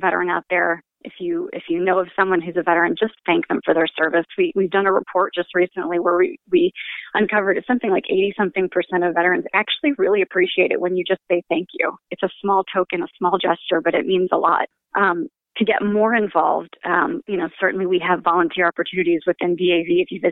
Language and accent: English; Michigan, United States; moved away as an adult; also born or lived in Japan; I'm originally from Michigan